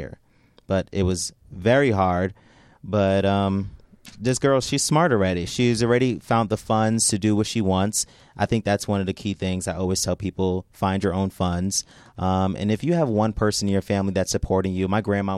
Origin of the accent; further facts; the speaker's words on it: New Jersey, United States; moved away as an adult; now in California, United States; I live in New Jersey, it's my hometown